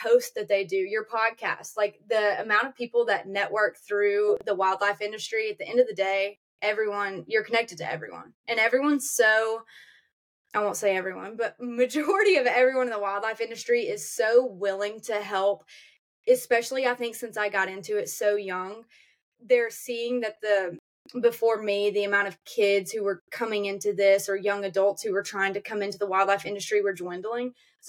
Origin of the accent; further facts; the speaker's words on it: Auburn, United States; I'm from Auburn. This is what I do.